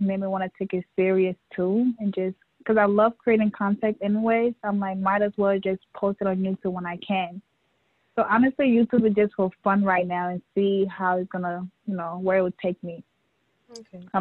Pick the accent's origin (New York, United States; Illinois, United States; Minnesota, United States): New York, United States; born or raised there; also born or lived in West Africa / Liberia / Guinea